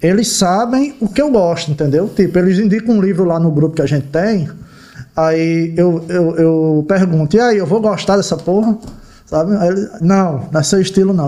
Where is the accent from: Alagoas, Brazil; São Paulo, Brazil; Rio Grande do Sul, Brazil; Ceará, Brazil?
Ceará, Brazil; moved away; also born or lived in João Pessoa, Paraíba; Eu sou de Ceará, eu cresci lá